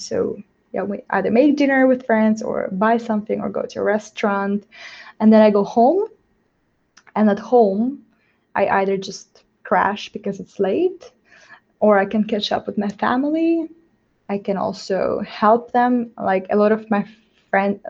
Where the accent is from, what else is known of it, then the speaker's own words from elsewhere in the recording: Moldova; I'm from myself from Moldova.